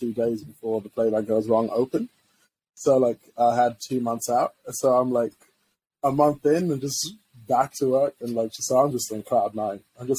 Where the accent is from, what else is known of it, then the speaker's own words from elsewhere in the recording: Zimbabwe; born there; moved away; I was born in Zimbabwe, right? And first-gen immigrant. And we came to this country